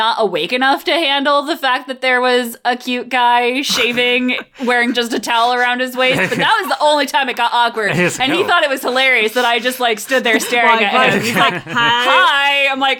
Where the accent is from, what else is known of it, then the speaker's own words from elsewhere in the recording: Connecticut, United States; I grew up in Connecticut.